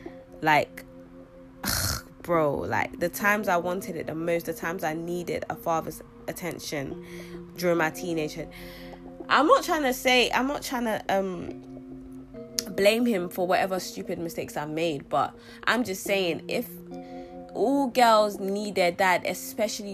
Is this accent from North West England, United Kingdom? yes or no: no; London, United Kingdom; also born or lived in Sierra Leone; I was born here in London, but I stayed the first 6 years of my life. I lived the first 6 years of my life in Sierra Leone. Then I came back to London. I arrived back to London on my 7th birthday, and since then I've been living in London.